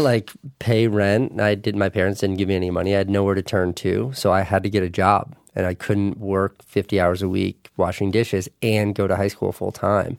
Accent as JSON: {"language": "English", "region": "New York", "country": "United States", "tie": "born or raised there", "said": "my hometown"}